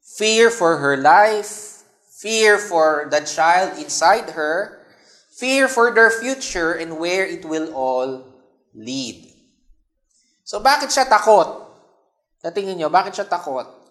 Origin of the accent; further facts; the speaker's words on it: Philippines; ating consciousness bilang Pilipino